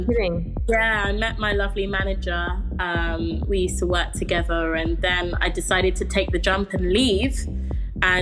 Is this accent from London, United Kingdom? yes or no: yes; London, United Kingdom; I grew up in Camden in London